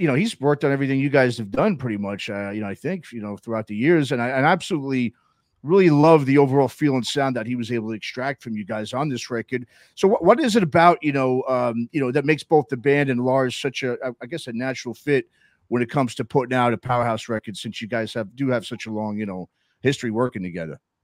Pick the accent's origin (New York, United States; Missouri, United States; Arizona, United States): New York, United States; New York City; now in Oakland, United States; I grew up in New York City. I've been living out in California now for 24 years. 12 of them I've been living right around here in Oakland uh, area.